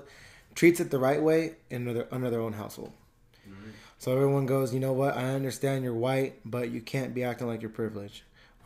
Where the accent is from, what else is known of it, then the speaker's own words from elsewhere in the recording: California, United States; But it's tough because I feel like growing up in the Bay Area, you can still see.